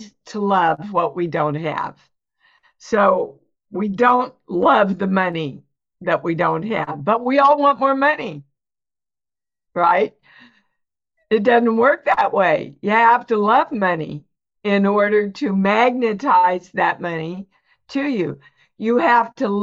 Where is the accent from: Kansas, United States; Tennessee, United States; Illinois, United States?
Kansas, United States; moved away as an adult; also born or lived in New York; I was born and raised in Kansas, never left Kansas till I went to New York